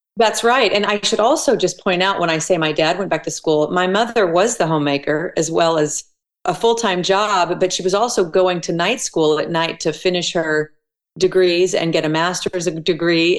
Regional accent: Elk City, Oklahoma, United States; moved away as an adult; also born or lived in Tulsa, Oklahoma / Broken Arrow, Oklahoma; I was born in Tulsa, Oklahoma, mm-hmm. raised in Elk City, Oklahoma, which is on the west side of the state

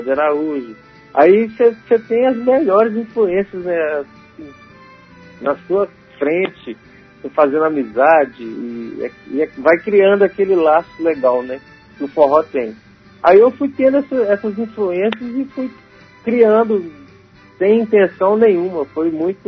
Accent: Itaúnas, Espírito Santo, Brazil; moved away

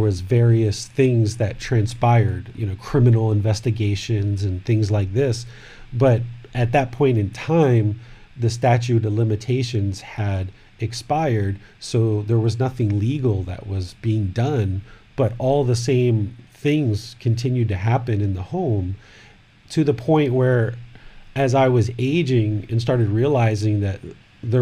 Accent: Washington, District of Columbia, United States; moved away as an adult; also born or lived in Maryland; now in Chiang Mai, Thailand; I was born in 1974 in Washington, D.C.

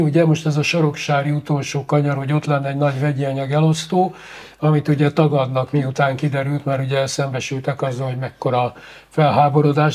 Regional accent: Hungary; magyar adófizető

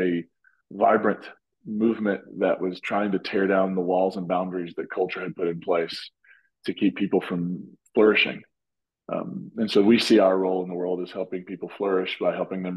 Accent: Appalachia, United States; now in Nashville, United States; I'm originally from Appalachia, and you can tell that sometimes when I'm talking

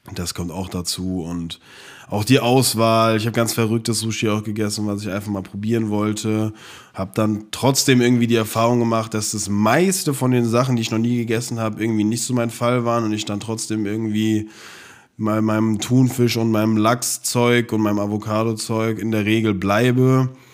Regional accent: Frankfurt, Hesse, Germany; wir kommen aus Frankfurt

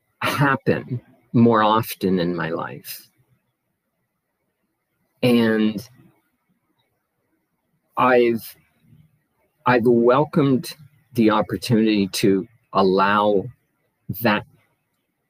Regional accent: Nova Scotia, Canada; now in Ottawa, Canada; I was born and raised in Nova Scotia, Canada, a coastal province, and now living in Ottawa, and I have been for more than 25 years now.

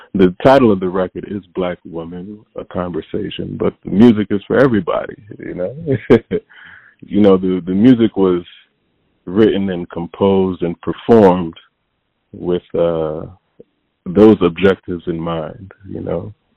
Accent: Hartford, Connecticut, United States; also born or lived in Windsor, Connecticut; I was born in Hartford, uh, Connecticut and then um early on I moved to a suburb outside of Hartford called Windsor, Connecticut

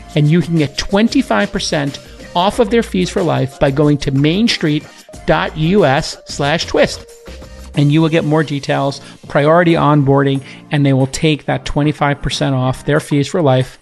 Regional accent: New York, United States; in New York, my hometown.

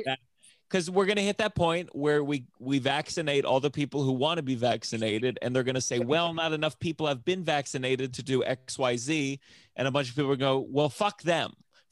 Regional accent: Potomac, Maryland, United States; moved away; I'm originally from Maryland, Potomac, Maryland.

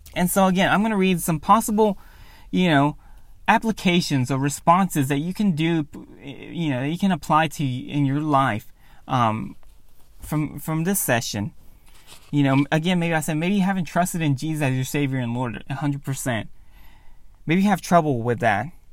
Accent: Cleveland, Ohio, United States; I still live in Cleveland, my hometown

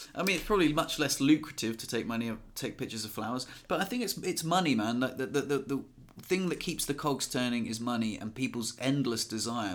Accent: England, United Kingdom; now in France; we're English and we live in France

